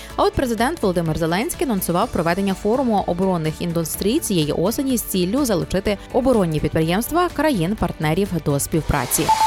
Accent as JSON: {"language": "Ukrainian", "country": "Ukraine"}